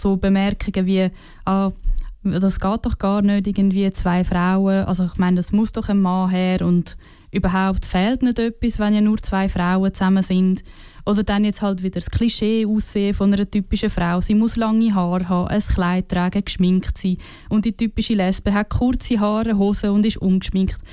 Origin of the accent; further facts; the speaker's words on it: Switzerland; als Schweizer und Schweizerinnen